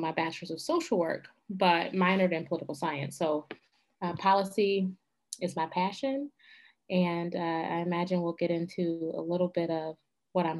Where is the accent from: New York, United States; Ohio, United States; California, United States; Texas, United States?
Ohio, United States; Cincinnati; moved away as an adult; now in Michigan, United States; I'm originally from Cincinnati, but living now in Michigan